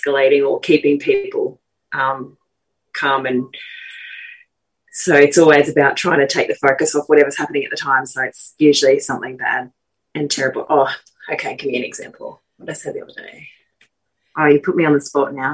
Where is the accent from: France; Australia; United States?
Australia; Queensland; I'm from Queensland